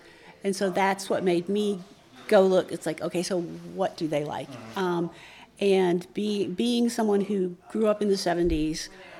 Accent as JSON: {"language": "English", "region": "Texas", "country": "United States", "said": "I first was exposed to him during the Senate campaign because I'm a Texan. I live in Houston."}